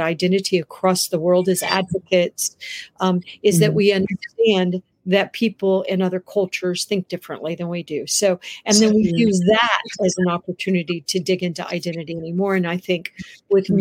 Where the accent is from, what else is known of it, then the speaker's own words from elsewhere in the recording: United States; I'm also an American